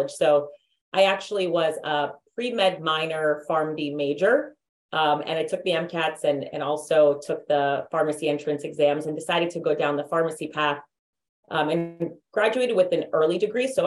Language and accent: English; Massachusetts, United States; So I grew up outside of Boston, Massachusetts. I know I don't have as thick of an accent um, as one would expect, but I think pharmacy school took that out of me.